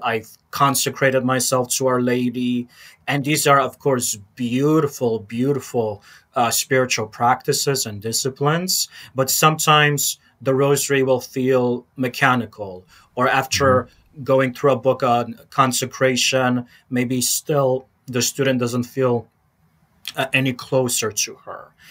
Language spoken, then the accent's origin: English; Chicago, Illinois, United States; growing up in Chicago in the 90s